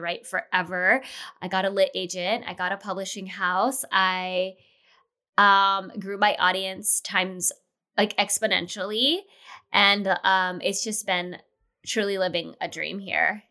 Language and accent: English; Los Angeles, California, United States; moved away as an adult; now in Chicago, United States; I'm born and raised in L